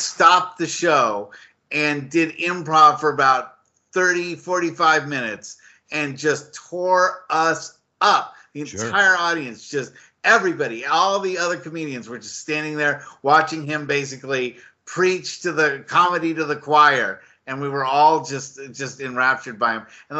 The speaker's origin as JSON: {"language": "English", "area": "Marin County", "region": "California", "country": "United States", "said": "Now I'm from Marin County"}